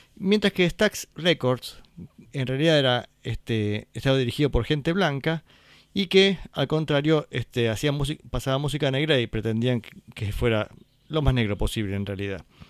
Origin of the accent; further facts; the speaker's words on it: Valle Hermoso, Córdoba, Argentina; acá en Valle Hermoso, en mi pueblo